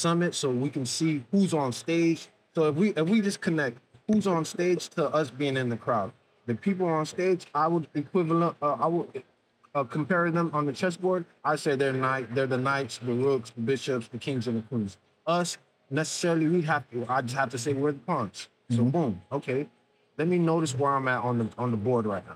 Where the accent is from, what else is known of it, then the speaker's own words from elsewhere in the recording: Miami, Florida, United States; I'm from Miami